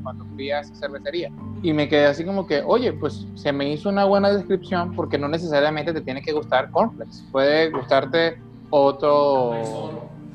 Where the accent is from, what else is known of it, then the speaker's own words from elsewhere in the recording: Venezuela; now in Mexicali, Mexico; soy de Venezuela, soy de la costa